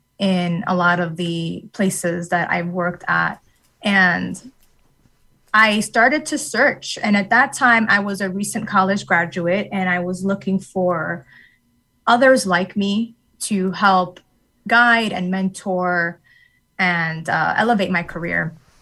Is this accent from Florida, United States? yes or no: no; New York City, New York, United States; And as I mentioned, I grew up in New York City, and New York City is very, very diverse. And upon moving to Connecticut, I never really noticed the loneliness that would come from being a minority woman